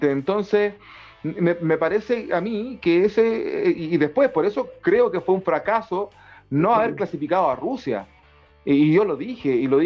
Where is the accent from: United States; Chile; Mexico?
Chile; con esto no nos vamos a tirar al suelo y hacernos los sufridos como chilenos